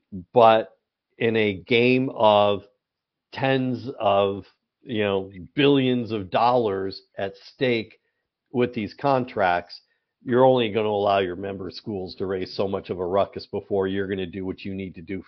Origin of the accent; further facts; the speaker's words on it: Southern California, United States; Remember, I grew up in Southern California. I grew up a lifelong Angels fan.